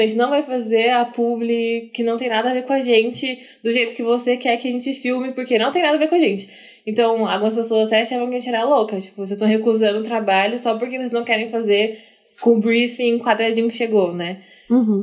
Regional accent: Maringá, Paraná, Brazil; now in Curitiba, Brazil; a gente vem de Maringá, que é cidade bem cheia de japonês

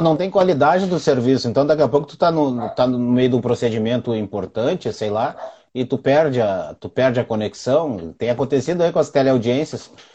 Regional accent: Brazil; a gente é brasileiro

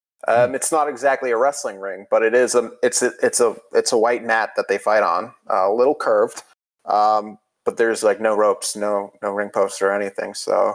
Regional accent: New England, United States; I'm from America, a country built on stealing ideas of other countries. I live in New England days.

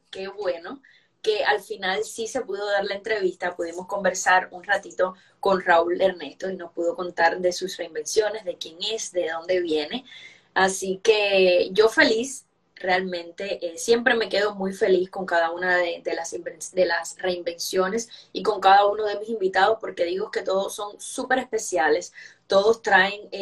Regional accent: Santiago de Cuba, Cuba; Bueno, yo soy santiaguera

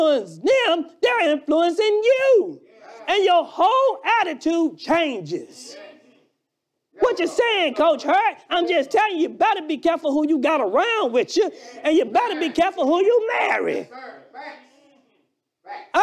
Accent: Alabama, United States; accent: Alabama; my Alabama accent

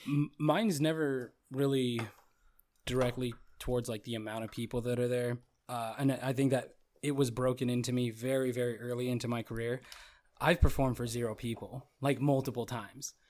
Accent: Goodyear, Arizona, United States; moved away; I was from the country at the time. I was from Goodyear

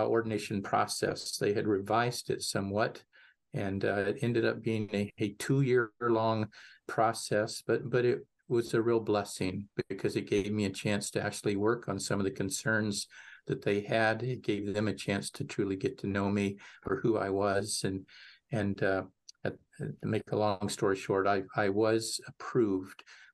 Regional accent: Mineola, Texas, United States; Most of my upbringing was in Northeast Texas. St. Dunstan's, Mineola, Texas was my home parish

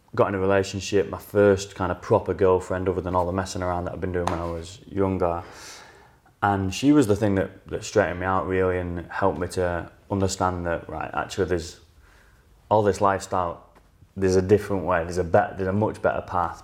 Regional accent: outskirts of Manchester, North West England, United Kingdom; I was offered a job back in my hometown, so on the out, in the outskirts of Manchester

